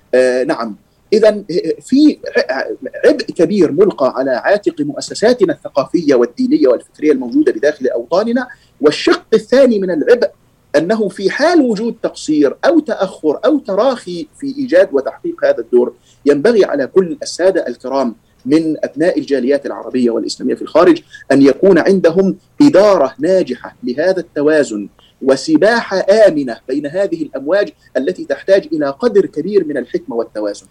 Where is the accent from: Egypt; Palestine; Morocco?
Egypt; عندنا في مصر